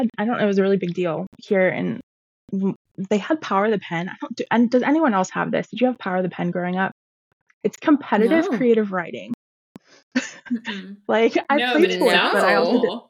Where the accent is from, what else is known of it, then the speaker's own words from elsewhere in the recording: Ohio, United States; moved away as an adult; also born or lived in Denver / Seattle; I'm from Ohio, but I moved all over and grew up here, and I came back here